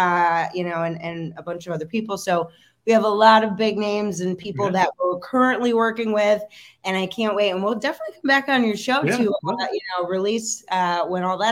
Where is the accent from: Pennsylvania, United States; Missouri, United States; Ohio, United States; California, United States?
Pennsylvania, United States; my hometown and, you know, in little square town, Pennsylvania